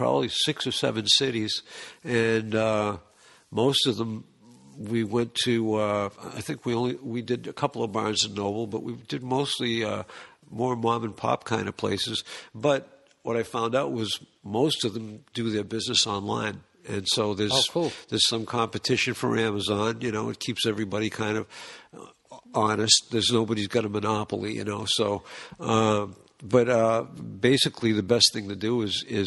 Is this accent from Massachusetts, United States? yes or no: yes; Boston, Massachusetts, United States; we're from Boston.